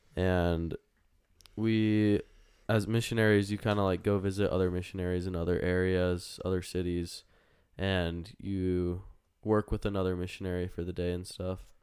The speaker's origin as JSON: {"language": "English", "town": "Las Vegas", "region": "Nevada", "country": "United States", "tie": "born or raised there", "said": "I'm born born and raised in Las Vegas, Nevada"}